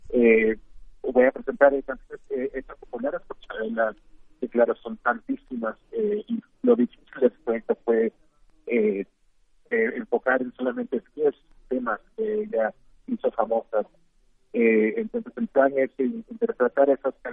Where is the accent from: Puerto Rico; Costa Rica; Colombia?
Costa Rica; ambos somos de Costa Rica, ambos somos mujeres y ambos que nacimos en la misma fecha, que fue el 17 de abril.